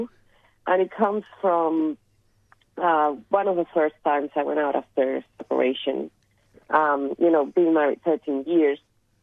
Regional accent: Caracas, Capital District, Venezuela; English is a second language; moved away as an adult; now in Australia; my experience growing up in Venezuela, in Caracas

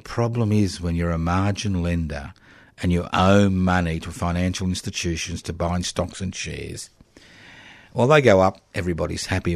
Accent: Queensland, Australia; I was born in Queensland decades ago

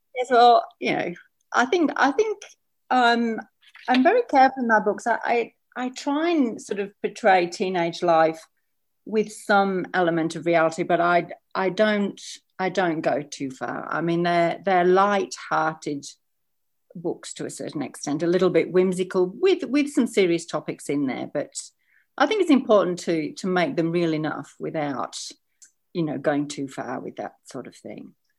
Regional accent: England, United Kingdom; now in Australia; I'm English by birth

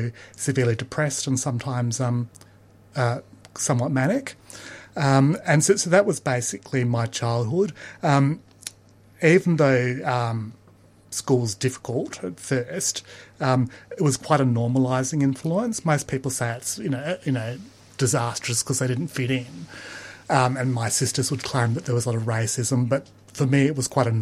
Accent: Perth, Western Australia, Australia; Perth was really like a big country town when I grew up

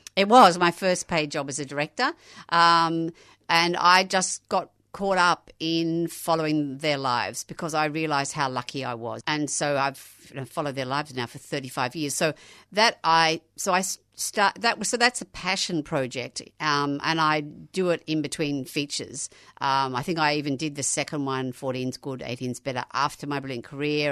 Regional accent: Australia; being Australian

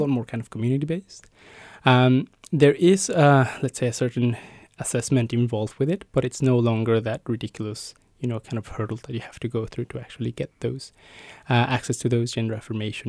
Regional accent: Mexico; moved away as an adult; now in Melbourne, Australia; I was born and raised in Mexico and moved to Australia about ten years ago now

